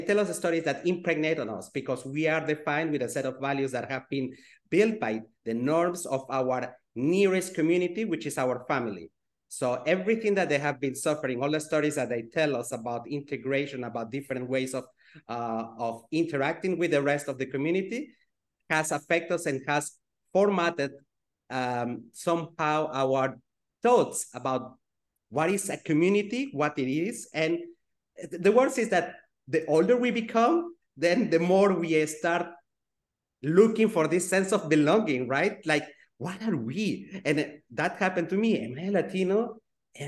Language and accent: English; Geneva, Switzerland; I grew up in Geneva, Switzerland